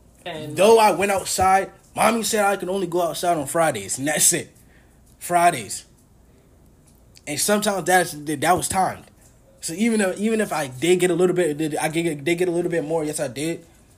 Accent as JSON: {"language": "English", "country": "Trinidad & Tobago", "said": "Because I like being Trinidadian. Mm-hmm. I love our culture."}